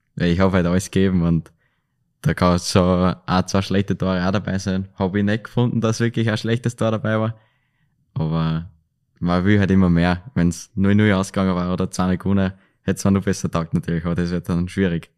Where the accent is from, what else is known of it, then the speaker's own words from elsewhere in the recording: Linz, Upper Austria, Austria; Linz bleibt halt meine Heimatstadt